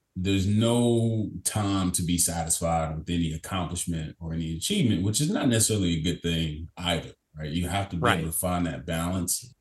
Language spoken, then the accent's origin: English; Kentucky, United States; I'm born and raised in Kentucky from a small town in Kentucky, about 10,000 people